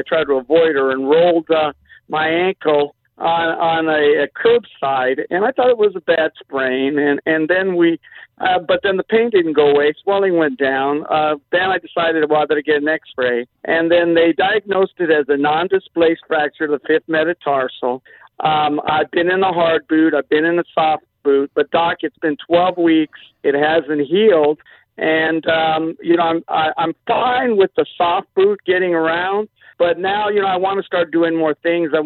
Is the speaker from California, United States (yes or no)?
yes; Los Angeles, California, United States; moved away; also born or lived in Orange County / Arizona / Kansas City; San Pedro. But I've been around, lived in Orange County, lived in Arizona, lived in Kansas City, but most of my time in San Pedro.